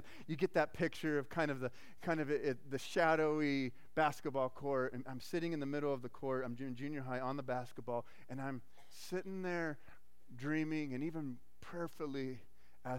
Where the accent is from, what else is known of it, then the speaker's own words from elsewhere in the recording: Arizona, United States; I grew up in Arizona